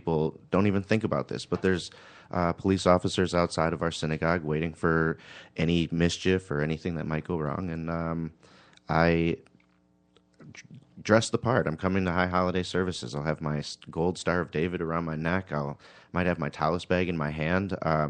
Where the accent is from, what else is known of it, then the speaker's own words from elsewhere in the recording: Honduras; born there; I was born in Honduras.